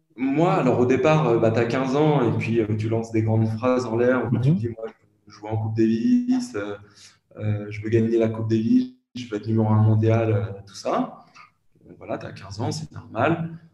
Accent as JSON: {"language": "French", "country": "France", "said": "je suis français"}